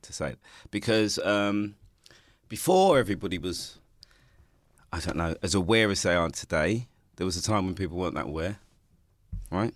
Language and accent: English; London, United Kingdom; also born or lived in Hackney; I grew up in Ha-, in Stoke-Newington